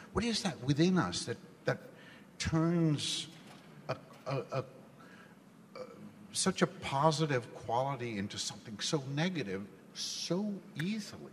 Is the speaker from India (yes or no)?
yes; India; born or raised there; now in United States